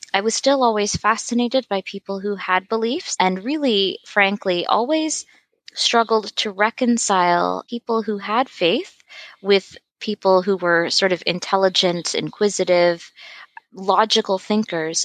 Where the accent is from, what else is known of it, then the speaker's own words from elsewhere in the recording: Toronto, Ontario, Canada; I grew up in Toronto